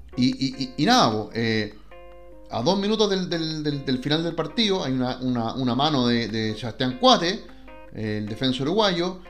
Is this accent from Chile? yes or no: yes; Chile